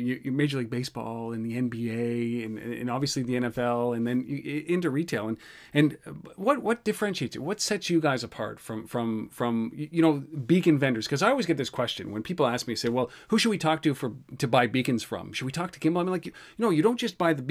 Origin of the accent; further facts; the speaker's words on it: Canada; I'm Canadian